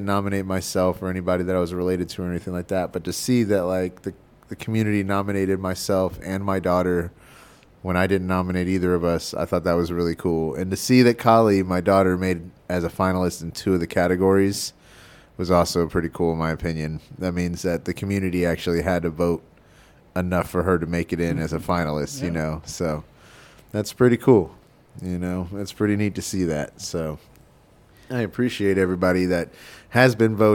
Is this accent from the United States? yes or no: yes; Texas, United States; moved away as an adult; also born or lived in Oregon; I'm from Texas, and I lived in Texas for a long time. And then I moved to Oregon